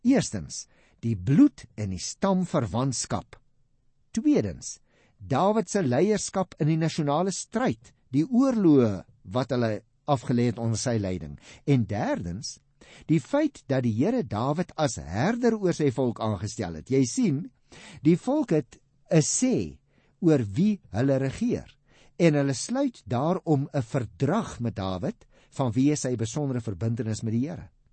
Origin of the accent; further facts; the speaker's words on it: South Africa; as Afrikaners